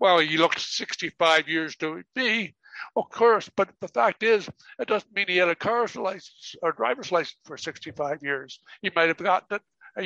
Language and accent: English; Canada; now in Costa Rica; I'm Canadian